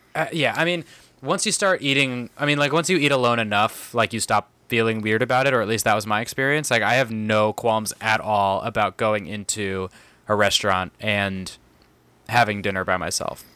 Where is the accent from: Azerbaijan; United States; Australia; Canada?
United States; San Diego, California; moved away; I grew up in San Diego